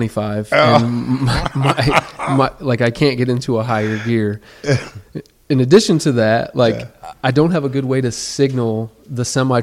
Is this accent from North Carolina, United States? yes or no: no; Toledo, Ohio, United States; moved away as an adult; now in Melbourne, United States; I was born and raised in Toledo, Ohio, but now I'm a resident of Melbourne, Florida. I've been a resident there for about a decade.